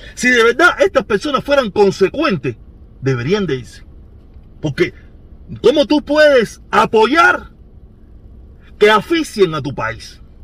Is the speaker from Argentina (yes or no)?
no; Cuba; nosotros los cubanos